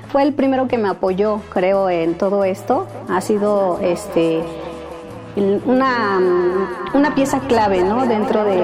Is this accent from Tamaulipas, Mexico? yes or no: no; Iztapalapa, Mexico City, Mexico; sonido La Chiqui Salsera, soy sonidera y soy de Iztapalapa.